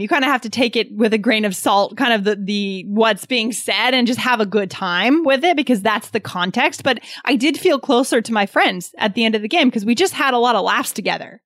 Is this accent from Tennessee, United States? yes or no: no; New Hampshire, United States; I was growing up in New Hampshire, I grew up in kind of a suburban rural area.